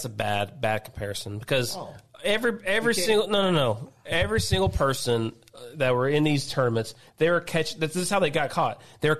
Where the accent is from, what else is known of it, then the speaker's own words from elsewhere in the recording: Guthrie, Oklahoma, United States; also born or lived in Ohio; I'm from Guthrie, Oklahoma.